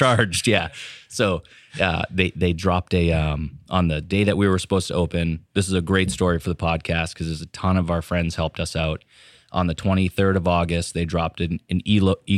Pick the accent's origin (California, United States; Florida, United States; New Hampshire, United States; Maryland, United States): New Hampshire, United States; Raymond; also born or lived in Portland, Maine / Exeter, New Hampshire; now in Hampton, United States; we both grew up in Raymond.